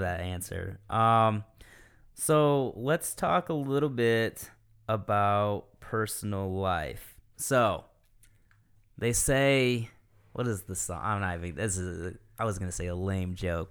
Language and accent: English; Michigan, United States; moved away as an adult; now in Greenville County, United States; I'm originally from Michigan